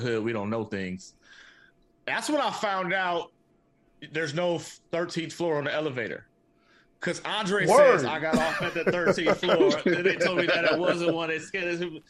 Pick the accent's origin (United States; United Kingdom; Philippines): United States; the Bay Area, California; moved away as an adult; also born or lived in Atlanta; I'm a dude from the Bay